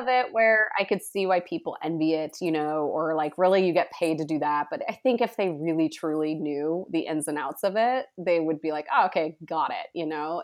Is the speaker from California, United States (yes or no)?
yes; Sonoma County, California, United States; I was born and raised in Sonoma County, which is near Napa, um, in wine country